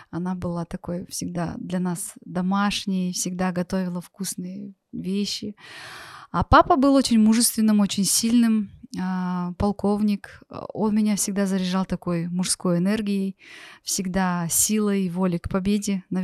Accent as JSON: {"language": "Russian", "country": "Russia", "tie": "born there", "said": "Я родилась в России, и очень много мы переезжали."}